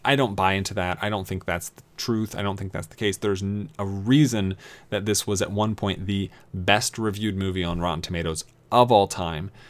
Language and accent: English; East Coast, United States; I grew up on the East Coast